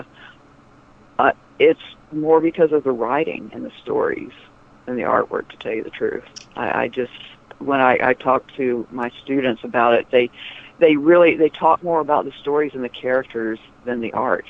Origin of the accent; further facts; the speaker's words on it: Atlanta, Georgia, United States; I grew up in Atlanta